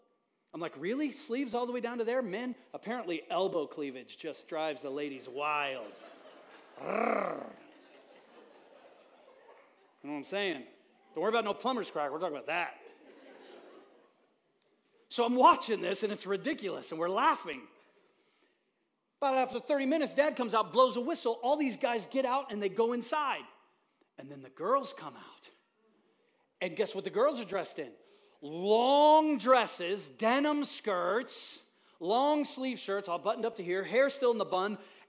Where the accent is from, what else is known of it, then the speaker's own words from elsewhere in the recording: Haiti; So I'm a kid growing up in Haiti.